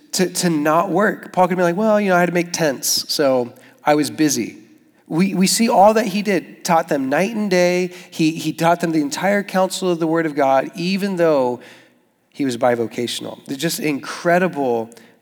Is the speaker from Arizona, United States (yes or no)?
yes; Tucson, Arizona, United States; moved away as an adult; now in Jacksonville, United States; I'm from Tucson and my dad is Mexican